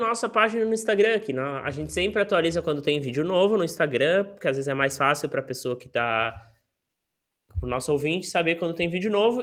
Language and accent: Portuguese; Florianópolis, Santa Catarina, Brazil; eu sou de Floripa desde que eu tinha três anos e meio